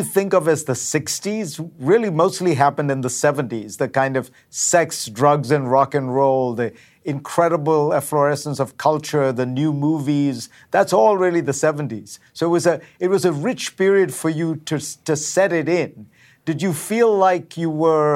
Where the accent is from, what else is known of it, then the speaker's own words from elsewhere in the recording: India; moved away; I grew up in India in the 70s